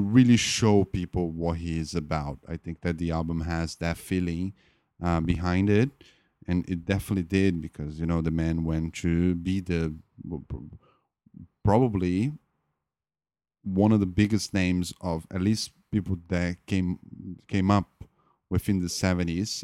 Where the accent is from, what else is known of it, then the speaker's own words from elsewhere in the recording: Brazil; I'm not an American. I'm a Brazilian